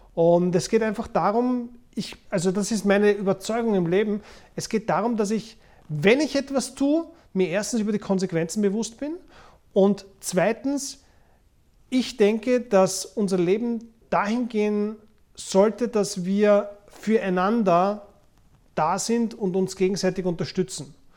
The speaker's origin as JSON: {"language": "German", "region": "Vienna", "country": "Austria", "tie": "born or raised there", "said": "Ich bin in Wien geboren und aufgewachsen"}